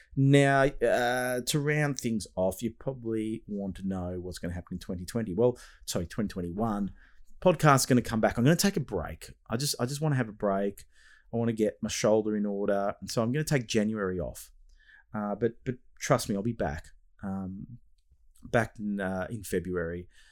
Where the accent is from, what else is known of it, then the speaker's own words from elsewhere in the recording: Australia; is my homeland, Australia